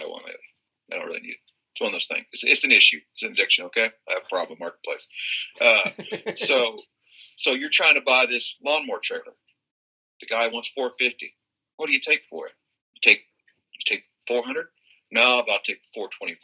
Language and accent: English; Kansas, United States; this jackass from Kansas. I'm sure you can hear my accent